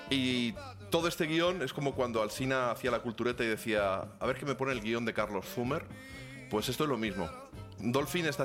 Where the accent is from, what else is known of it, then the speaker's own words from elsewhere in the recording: Ciudad Real, Castilla-La Mancha, Spain; now in Madrid, Spain; Cuando yo era niño, yo prácticamente nací en Ciudad Real, en lo que antes era primero originalmente era la calle Alarcos.